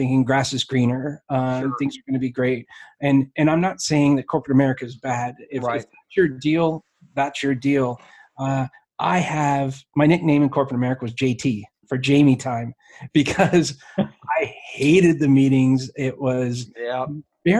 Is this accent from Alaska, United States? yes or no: yes; Alaska, United States; now in Springfield, Missouri, United States; I grew up in Alaska